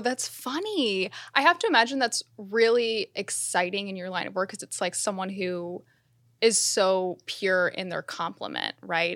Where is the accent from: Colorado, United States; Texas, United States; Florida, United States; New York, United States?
Florida, United States; Miami; I grew up in Miami.